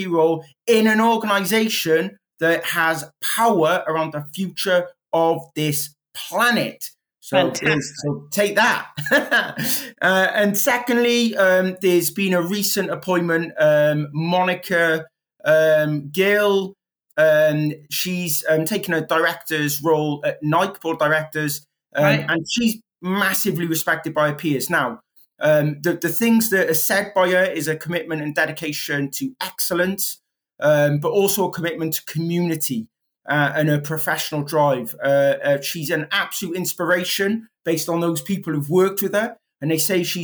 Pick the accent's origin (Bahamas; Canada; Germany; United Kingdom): United Kingdom; Wales; I'm Welsh